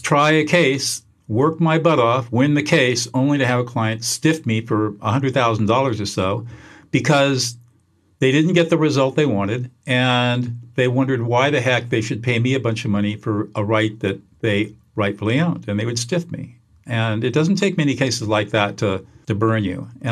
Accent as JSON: {"language": "English", "region": "Southern California", "country": "United States", "tie": "born or raised there", "lives_now": "Central California, United States", "said": "I grew up in Southern California"}